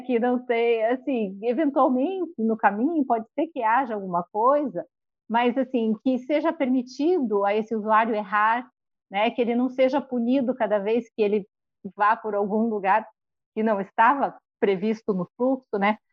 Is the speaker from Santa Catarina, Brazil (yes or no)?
yes; Joaçaba, Santa Catarina, Brazil; moved away; ele é da mesma cidade que os meus pais moram, é, Joaçaba, onde eu fui criada